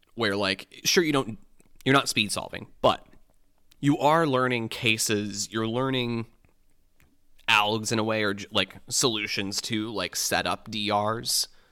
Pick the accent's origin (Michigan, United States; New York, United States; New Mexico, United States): Michigan, United States; moved away as an adult; now in Illinois, United States; growing up in Michigan